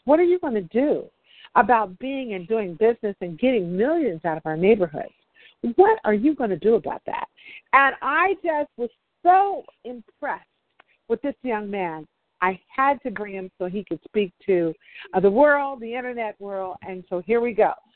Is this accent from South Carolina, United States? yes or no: no; Oakland, California, United States; I'm from Oakland